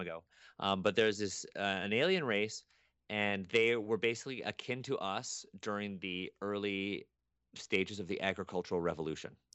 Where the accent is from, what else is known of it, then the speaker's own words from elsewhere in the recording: Toronto, Ontario, Canada; I was born in Toronto, and I was raised in Toronto